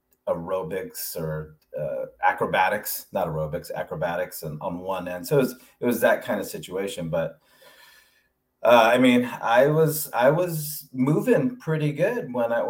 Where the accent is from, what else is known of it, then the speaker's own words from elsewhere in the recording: Alameda, California, United States; now in Atlanta, United States; I'm representing Alameda. Yeah. Got to represent my hometown.